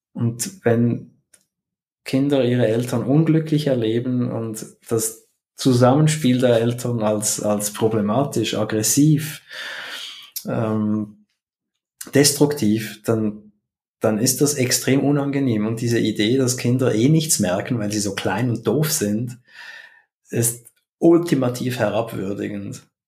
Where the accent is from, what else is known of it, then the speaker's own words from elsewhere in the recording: Switzerland; als Schweizer